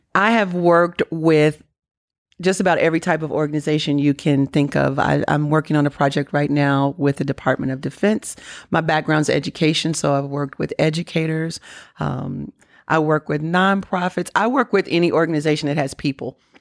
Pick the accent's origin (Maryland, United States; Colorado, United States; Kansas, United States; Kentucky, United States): Kentucky, United States; I'm from Kentucky